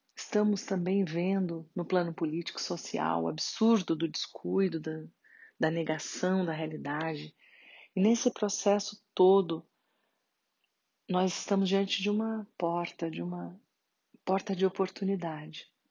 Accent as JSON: {"language": "Portuguese", "country": "Brazil", "said": "nós como brasileiros"}